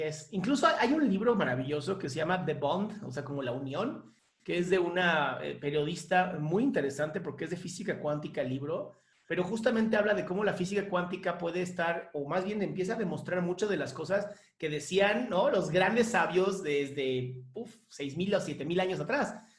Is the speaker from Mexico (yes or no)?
yes; Mexico; somos un gran equipo y somos nosotros y somos mexicanos